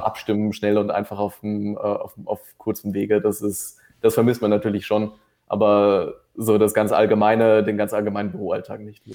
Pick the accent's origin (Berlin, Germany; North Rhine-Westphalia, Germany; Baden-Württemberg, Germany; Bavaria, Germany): North Rhine-Westphalia, Germany; near Düsseldorf; moved away as an adult; now in Vienna, Austria; ursprünglich komme ich eigentlich aus dem Rheinland, äh, aus der Nähe von Düsseldorf